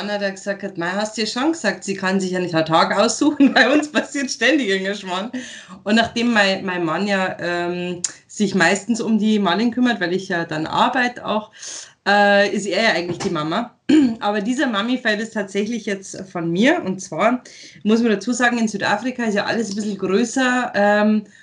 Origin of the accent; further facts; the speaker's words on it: Eggenfelden, Bavaria, Germany; Bin ja. stolze, stolze Niederbayerin.